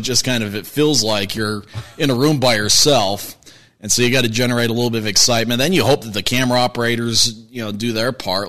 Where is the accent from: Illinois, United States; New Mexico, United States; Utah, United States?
Utah, United States; Kearns; also born or lived in Pocatello, Idaho; I'm from the Kearns area